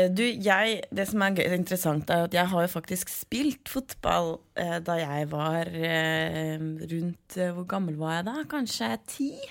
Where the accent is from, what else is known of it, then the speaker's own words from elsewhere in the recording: Oslo, Norway; jeg er fra Oslo